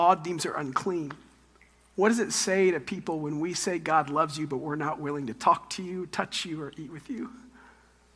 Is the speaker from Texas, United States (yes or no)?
yes; Texas, United States; I'm from Texas